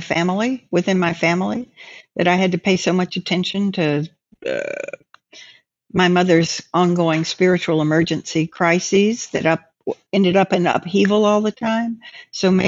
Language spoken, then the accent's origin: English; North Carolina, United States; moved away as an adult; my hometown in North Carolina